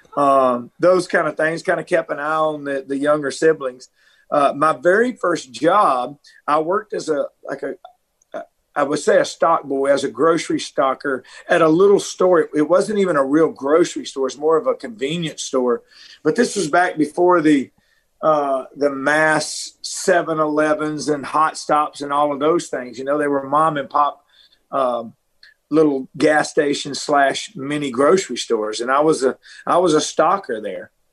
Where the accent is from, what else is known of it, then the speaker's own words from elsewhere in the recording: Middle Tennessee, United States; moved away as an adult; also born or lived in Nashville, Tennessee; I grew up in Middle Tennessee. I was born in Nashville, so I grew up in a in a very rural area